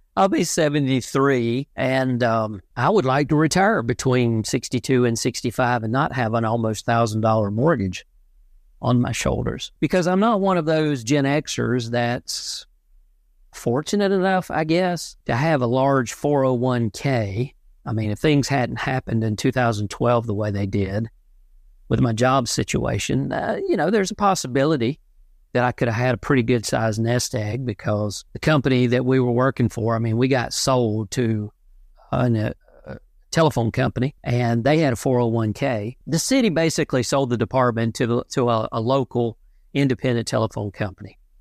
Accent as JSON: {"language": "English", "region": "South Central Georgia", "country": "United States", "tie": "born or raised there", "said": "I was born and raised in South Central Georgia, the Bible Belt"}